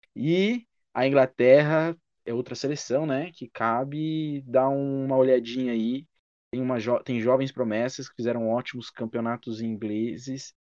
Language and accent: Portuguese; Brazil; ficaremos muito felizes como brasileiros